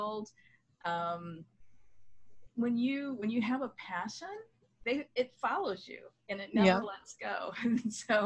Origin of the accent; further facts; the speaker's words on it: Michigan, United States; moved away as an adult; also born or lived in United Kingdom / London, United Kingdom; now in Washington DC area, United States; I moved from my home state of Michigan to the DC area